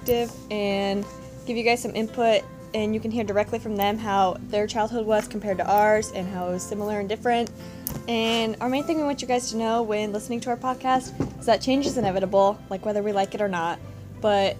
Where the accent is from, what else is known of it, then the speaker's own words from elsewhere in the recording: Shawnee, Kansas, United States; also born or lived in Littleton, Colorado / Anchorage, Alaska; I live in Shawnee, Kansas. I've lived here since 2007, but I was born in Colorado